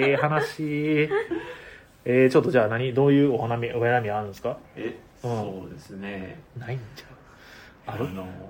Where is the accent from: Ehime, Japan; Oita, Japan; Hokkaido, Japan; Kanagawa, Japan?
Ehime, Japan; moved away as an adult; also born or lived in Osaka; now in Tokyo, Japan; 言っても僕愛媛県にいたのもそんなに18年ぐらいしかいないんで